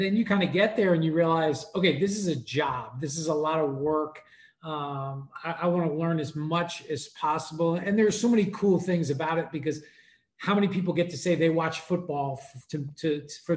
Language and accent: English; New York, United States; I grew up in New York